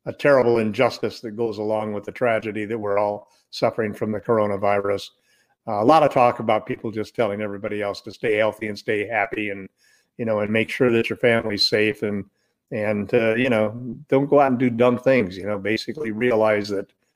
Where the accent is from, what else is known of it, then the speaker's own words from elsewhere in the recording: Southern California, United States; growing up in Southern California, listening to every Laker game